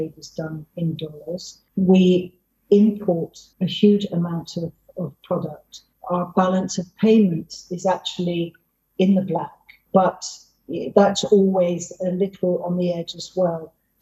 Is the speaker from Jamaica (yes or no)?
no; England, United Kingdom; now in Brazil; my home country, England, or the UK, I should say